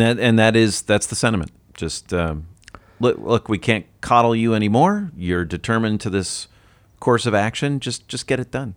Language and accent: English; United States; I'm an American